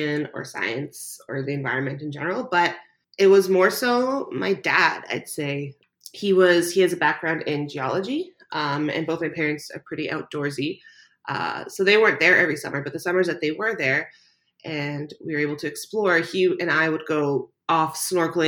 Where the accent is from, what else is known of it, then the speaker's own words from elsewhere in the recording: Canada; also born or lived in Croatia; Growing up, I moved to Canada when I was a baby. I was born in Croatia, and almost every summer, my parents would ship my sister and I back to Croatia